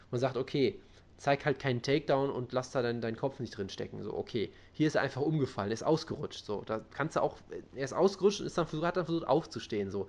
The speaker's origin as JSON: {"language": "German", "country": "Brazil", "said": "ich bin Brasilianer, der Typ macht ständig Brasilien-Kicks."}